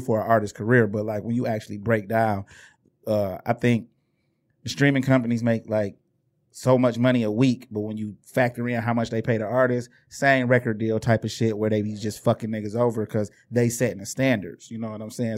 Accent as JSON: {"language": "English", "town": "Inkster", "region": "Michigan", "country": "United States", "said": "we was from Inkster"}